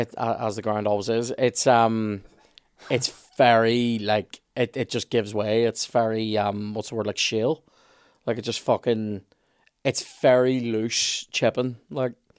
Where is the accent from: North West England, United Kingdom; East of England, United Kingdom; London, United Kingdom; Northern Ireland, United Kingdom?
Northern Ireland, United Kingdom; Belfast; I'm from Black's Road